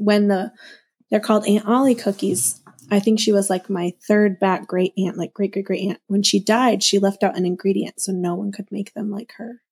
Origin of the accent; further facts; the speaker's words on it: Minnesota, United States; I grew up in Minnesota, so winter is forever